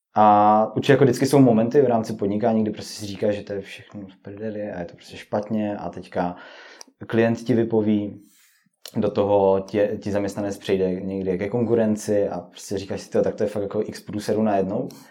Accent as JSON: {"language": "Czech", "town": "Oldřichovice", "region": "Moravian-Silesian Region", "country": "Czechia", "said": "jsem z Oldřichovic"}